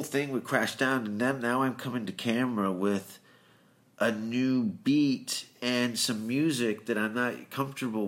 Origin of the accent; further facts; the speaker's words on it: Hamilton, Ontario, Canada; I'm a dishwasher from Hamilton